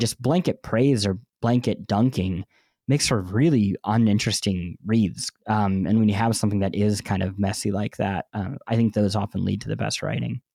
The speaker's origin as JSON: {"language": "English", "region": "Midwest", "country": "United States", "tie": "born or raised there", "said": "growing up in the Midwest and not traveling a lot as a kid"}